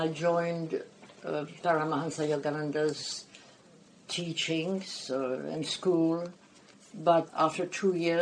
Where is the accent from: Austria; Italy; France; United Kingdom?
France; now in Australia; I was born in France. I was brought up as a French woman.